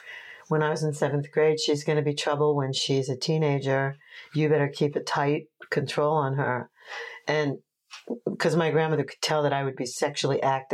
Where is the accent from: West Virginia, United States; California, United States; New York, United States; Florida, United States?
New York, United States; Oceanside; also born or lived in Brooklyn, New York / Washington, D.C.; And I grew up in Oceanside, New York, and on Fire Island.